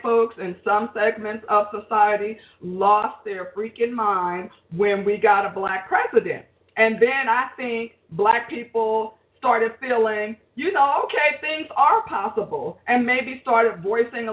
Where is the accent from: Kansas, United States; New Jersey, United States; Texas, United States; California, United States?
New Jersey, United States; Jersey City; I grew up in Jersey City, New Jersey